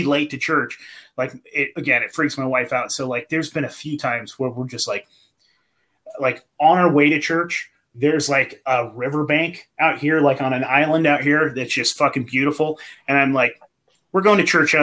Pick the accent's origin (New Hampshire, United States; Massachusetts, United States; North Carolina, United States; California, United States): California, United States; the Redwoods; I grew up in the Redwoods, man, in the forest.